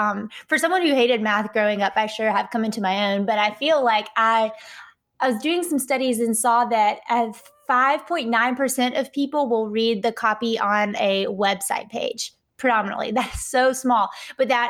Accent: Atlanta, Georgia, United States; accent: Southern (implied Georgia); Based off my accent, I am here in Atlanta, Georgia

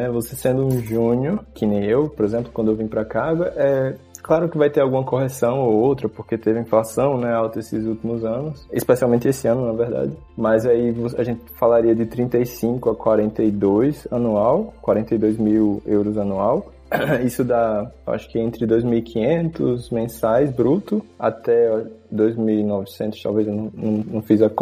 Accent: Northeast Region, Brazil; now in Austria; Eu, eu especialmente, sou nordestino, eu sei que o sotaque nordestino é forte

